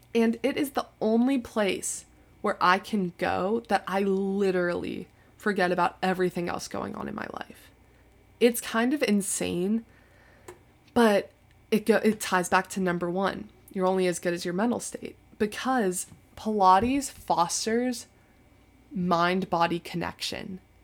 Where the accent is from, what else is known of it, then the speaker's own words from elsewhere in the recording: Tampa, Florida, United States; moved away as an adult; now in Chapel Hill, United States; I felt like I had outgrown Tampa